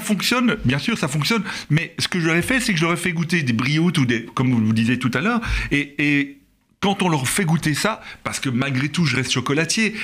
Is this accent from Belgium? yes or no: yes; Belgium; nous en tant que Belges